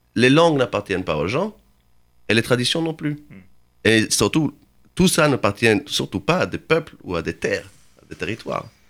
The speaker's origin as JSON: {"language": "French", "town": "Jerusalem", "region": "Jerusalem District", "country": "Israel", "also_born_or_lived": "Berlin", "moved": "yes", "lives_now": "Paris, France", "said": "je lis du Yiddish, je viens de Jérusalem"}